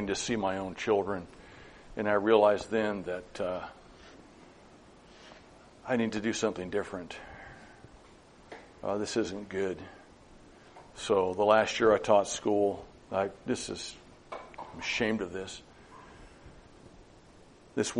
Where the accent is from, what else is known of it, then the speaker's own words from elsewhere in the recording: Madras, Oregon, United States; also born or lived in Lakeview; Madras, my hometown where I grew up